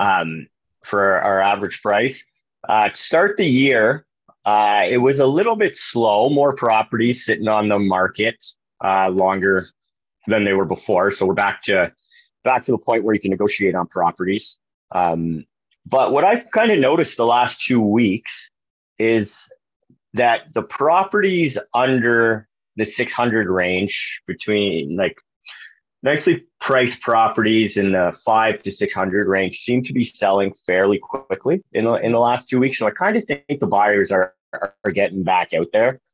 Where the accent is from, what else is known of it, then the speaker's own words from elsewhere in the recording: Kingston, Ontario, Canada; born and raised in Kingston